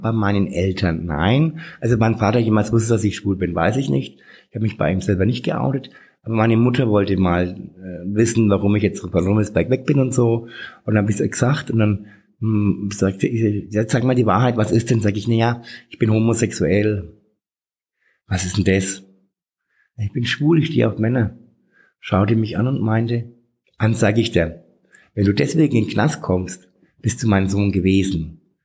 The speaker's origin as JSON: {"language": "German", "town": "Bad Windsheim", "region": "Bavaria", "country": "Germany", "tie": "born or raised there", "lives_now": "Nuremberg, Germany", "said": "ich bin in Bad Windsheim aufgewachsen, ähm, das ist 50 Kilometer von hier"}